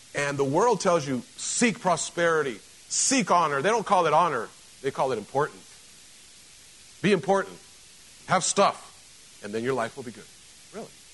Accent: Mexico; moved away; I grew up in Mexico

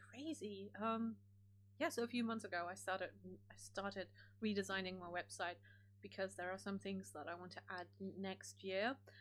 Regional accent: Germany; moved away; I grew up in Germany

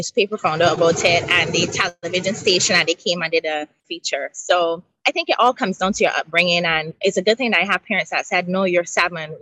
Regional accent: Barbados; I grew up in Barbados, 166 square miles.

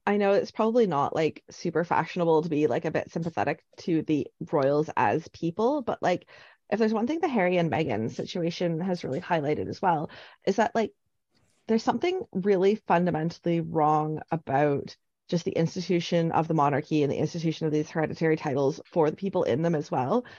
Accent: Canada; now in Scotland; I'm Canadian

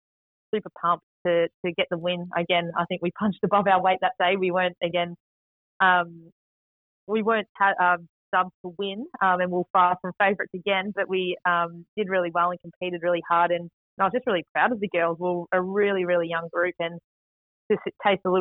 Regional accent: Melbourne, Victoria, Australia; moved away as an adult; now in Tasmania, Australia; I managed to make my debut at the MCG, which was my home ground in my hometown

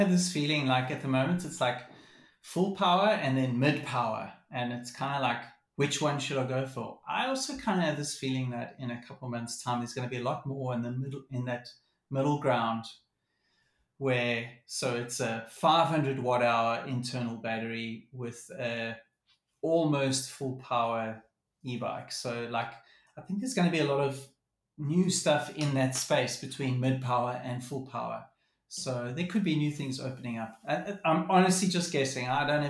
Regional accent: South Africa; just lining up as a South African downhiller, lining up on a World Cup track as your first experience overseas

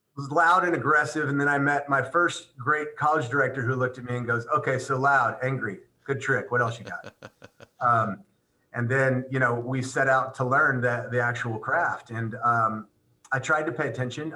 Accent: Pasadena, Texas, United States; I'm I'm from Texas

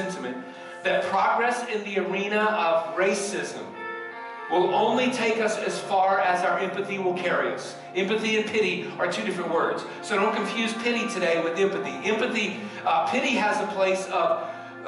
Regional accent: the South, United States; I grew up in the South in 1968

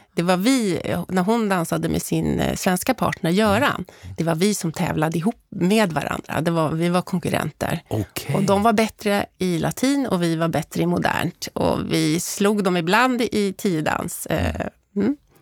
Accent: Stockholm, Stockholm County, Sweden; jag uppvuxen, då, som du inledde med, i Älvsjö tillsammans med mamma, pappa och lillebror

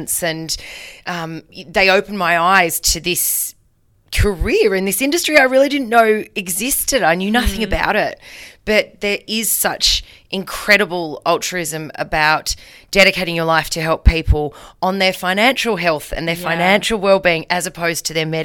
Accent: Tasmania, Australia; I grew up in Tassie and all my life wanted to be a doctor.

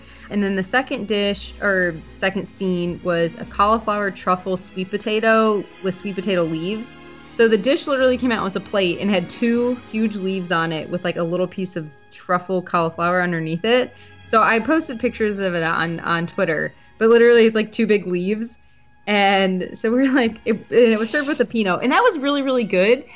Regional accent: Midwest, United States; I'm from the Midwest

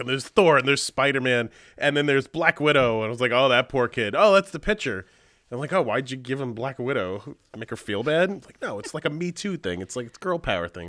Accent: Long Island, New York, United States; I grew up on Long Island

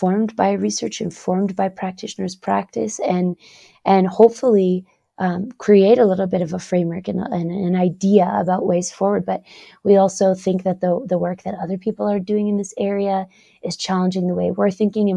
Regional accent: Canada; I'm Canadian. I spend most of my time in Canada, but I am now here doing some research in Norway

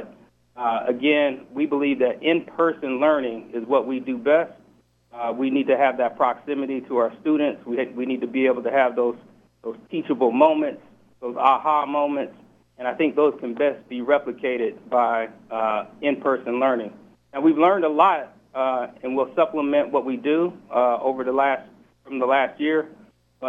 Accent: Seattle, Washington, United States; I'm from Seattle.

